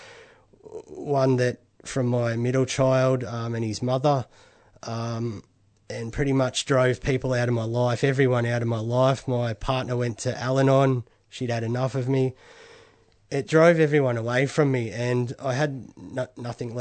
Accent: Bendigo, Victoria, Australia; I was from Bendigo, and I was in a rehab in Melbourne

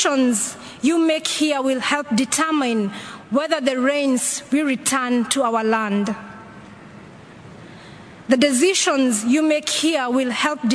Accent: Kenya; my home country

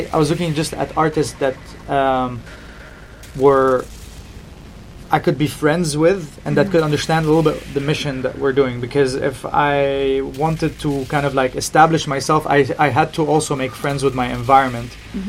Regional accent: Beirut, Beirut Governorate, Lebanon; we're both from Beirut, even, like, not even from Lebanon, just, like, from the same city.

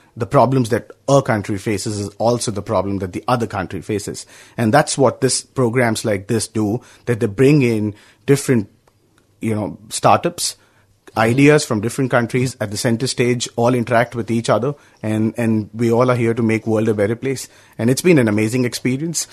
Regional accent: India; I'm from India

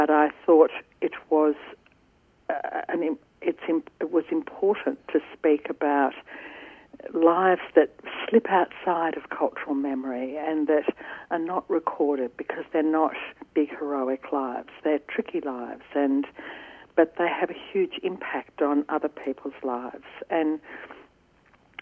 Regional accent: Ringwood, Victoria, Australia; growing up in Ringwood on my father's hop research station

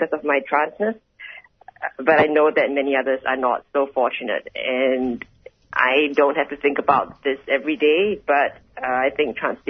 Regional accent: Singapore; now in Australia

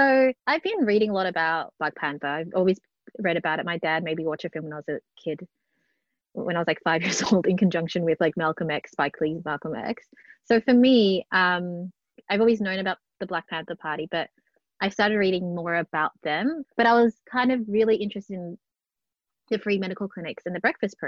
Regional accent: Melbourne, Victoria, Australia; born and bred in Melbourne, grew up in public housing estates in Flemington and North Melbourne

